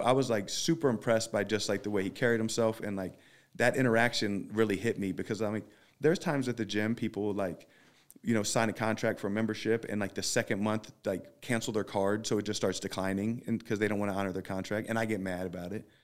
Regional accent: Philadelphia, Pennsylvania, United States; I'm from Philly

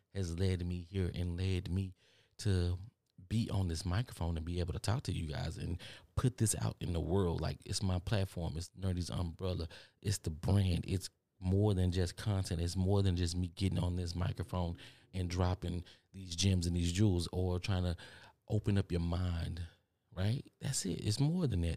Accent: Texas, United States; accent: country; some of y'all telling me that I got a country accent and I don't hear it because I'm from Texas

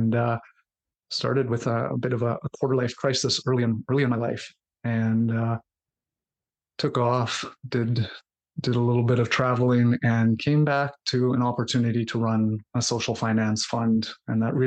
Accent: Winnipeg, Manitoba, Canada; I'm a son of the prairies in Canada. I was born in Winnipeg, Manitoba, the cold, long winters and hot summers, and I was born to two very entrepreneurial

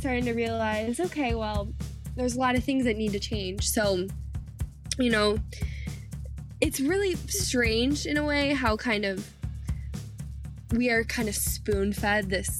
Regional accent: United States; the way that we grew up in America was blindly patriotic.

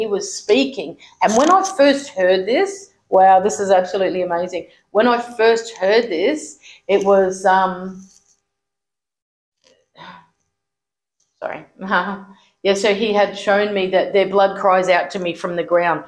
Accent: Alice Springs, Northern Territory, Australia; moved away; also born or lived in Adelaide, South Australia; I'm from Alice Springs, Central Australia

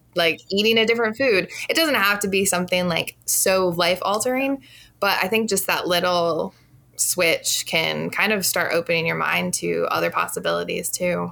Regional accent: Illinois, United States; now in Milwaukee, United States; I'm originally from Illinois, but currently reside in Milwaukee

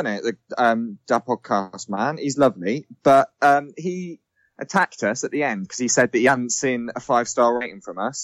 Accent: England, United Kingdom; we are English.

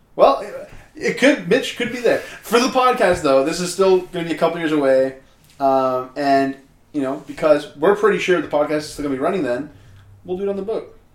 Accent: Canada; as a Canadian citizen

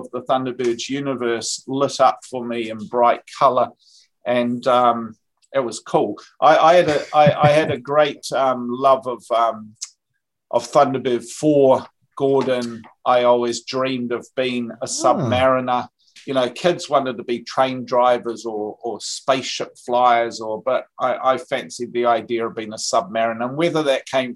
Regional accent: North West England, United Kingdom; now in New Zealand; I grew up in the UK

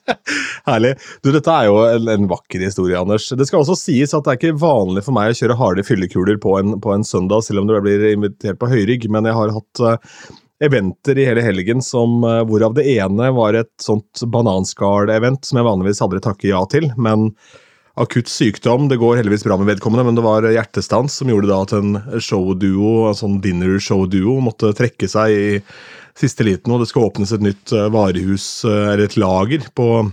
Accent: Askim, Østfold, Norway; så jeg gikk to timer på byen hjemme i Askim

